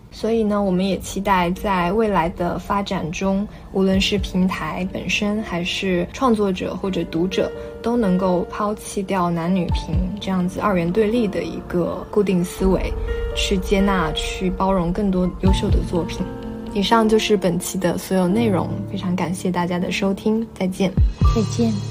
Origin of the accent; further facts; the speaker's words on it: China; 作为中国人